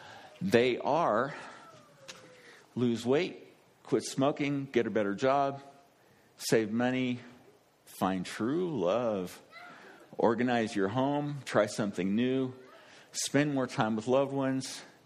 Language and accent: English; Kansas, United States; I'm from Kansas